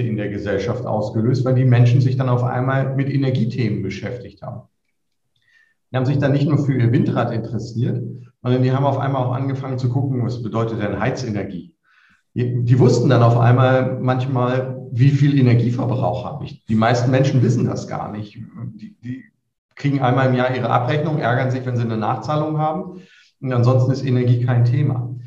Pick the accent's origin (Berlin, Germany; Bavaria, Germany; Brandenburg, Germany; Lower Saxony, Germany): Lower Saxony, Germany; Lüneburg; moved away as an adult; now in Würzburg, Germany; nicht gebürtiger Unterfranke, sondern komme aus Lüneburg, wo ich zur Schule gegangen bin